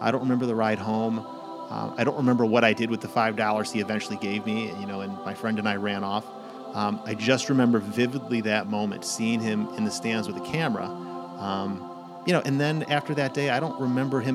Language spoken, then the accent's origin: English; St. Louis, Missouri, United States; I grew up in St. Louis